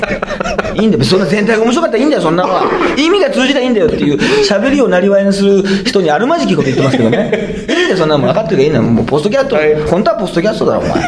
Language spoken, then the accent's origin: Japanese; Toyooka, Hyogo, Japan; 私の出身の兵庫県豊岡市